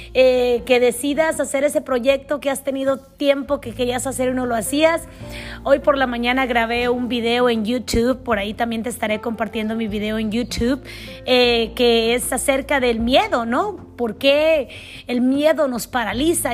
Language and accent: Spanish; Mexico; moved away as an adult; also born or lived in United States / Canada; crecí, crecí en México, la mayor parte de mi vida la pasé 20, 20 años en México, 8 años en Canadá